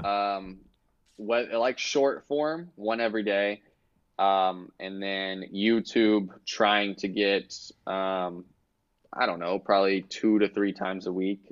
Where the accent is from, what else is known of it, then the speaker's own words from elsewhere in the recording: Kansas City, United States; I'm from Kansas City